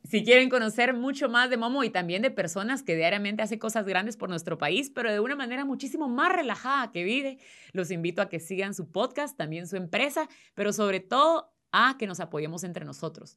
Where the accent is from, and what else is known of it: Guatemala